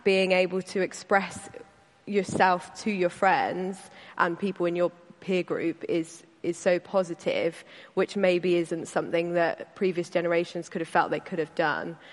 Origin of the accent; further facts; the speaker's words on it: Caterham, South East England, United Kingdom; I grew up in Caterham um, with my dad and my brother.